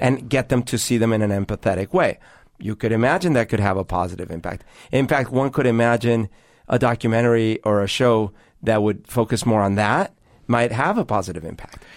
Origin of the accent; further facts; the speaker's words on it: Bogotá, Bogotá Capital District, Colombia; now in Seattle, United States; growing up in Bogota in Colombia when I did